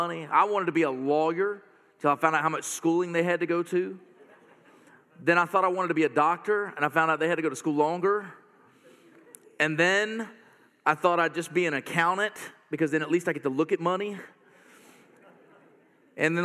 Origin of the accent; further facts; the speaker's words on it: North Carolina, United States; I'm from North Carolina